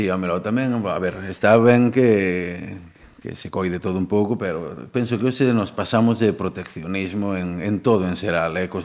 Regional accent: Ribeira, Galicia, Spain; also born or lived in San Sebastián, Basque Country, Spain; teño moita familia mariñeira, eu despois cando me vin de San Sebastián criei en Ribeira, eh en Ribeira, pero non, non no centro. Eu vivo nunha, nunha aldea entre, entre Ribeira e Currubedo.

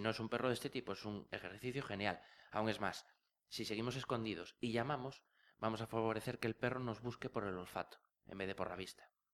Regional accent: Asturias, Spain; yo soy asturiano

